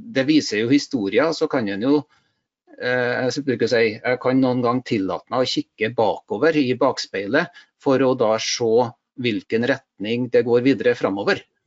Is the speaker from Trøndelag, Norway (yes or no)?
yes; Stjørdal, Trøndelag, Norway; jeg er ektefødt trønder fra Stjørdal. Så eh, der har jeg bodd hele livet mitt